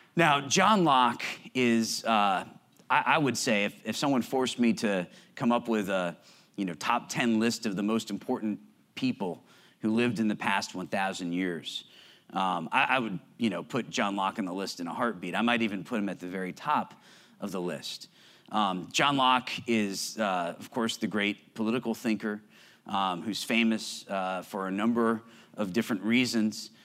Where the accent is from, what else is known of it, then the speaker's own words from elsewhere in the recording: Connecticut, United States; I grew up in Connecticut